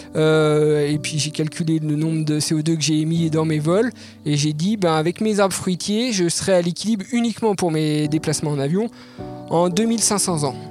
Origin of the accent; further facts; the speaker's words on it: Jura mountains, Bourgogne-Franche-Comté, France; je suis natif euh, des montagnes du Jura